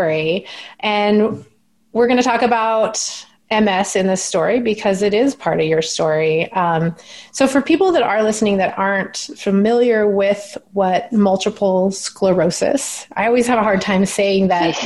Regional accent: Alaska, United States; I grew up in Alaska

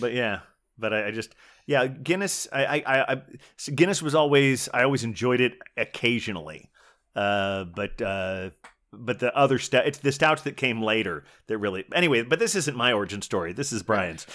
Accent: Dayton, Ohio, United States; moved away; where I grew up in Dayton, Ohio

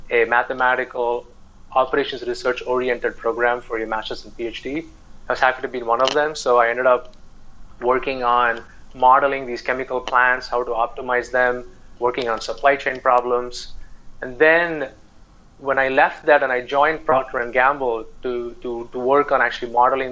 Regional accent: India; moved away as an adult; when I grew up in India

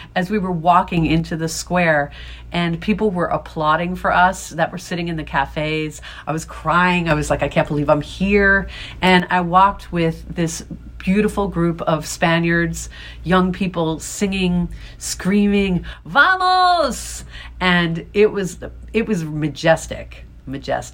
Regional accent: New York, United States; as a New Yorker

